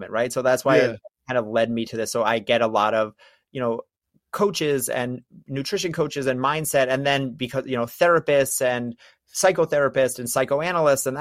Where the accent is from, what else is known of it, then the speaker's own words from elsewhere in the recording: New York, United States; I'm from New York. I talk fast.